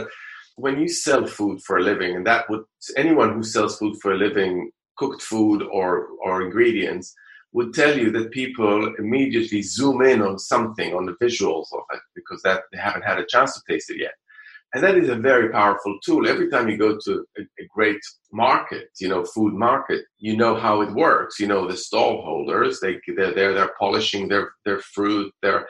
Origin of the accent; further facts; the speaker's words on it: Jerusalem, Jerusalem District, Israel; English is a second language; I think it is a lot to do with where I was brought up. So growing up in Jerusalem, you know, just the balance was quite different.